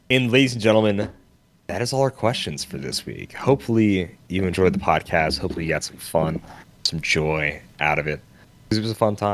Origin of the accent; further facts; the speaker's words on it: Canada; I'm from Canada.